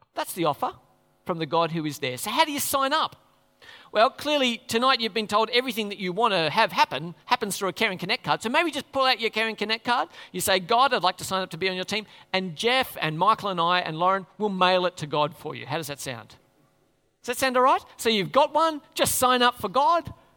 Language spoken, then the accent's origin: English; Australia